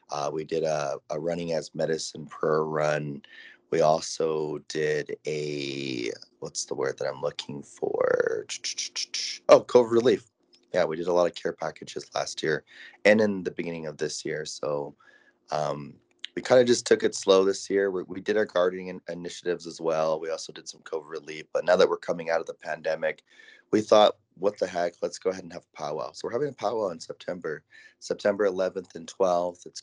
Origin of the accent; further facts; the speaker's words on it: Tsuut'ina Nation, Alberta, Canada; I'm originally from Tsuut'ina Nation, Alberta, Canada